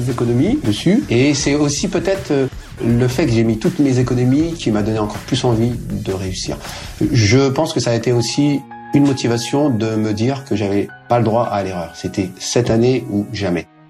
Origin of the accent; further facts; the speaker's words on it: Seine-Saint-Denis, Île-de-France, France; Je suis issu de la Seine-Saint-Denis